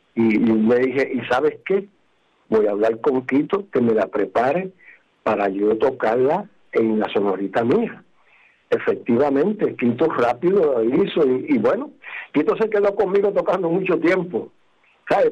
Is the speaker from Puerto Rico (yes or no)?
yes; Guánica, Puerto Rico; mi pueblo de Guánica